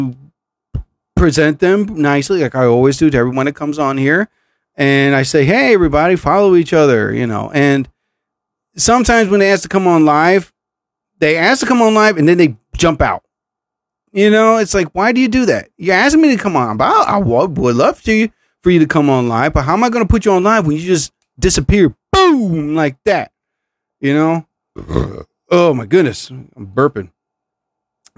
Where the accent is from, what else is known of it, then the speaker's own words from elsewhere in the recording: New Jersey, United States; I'm from New Jersey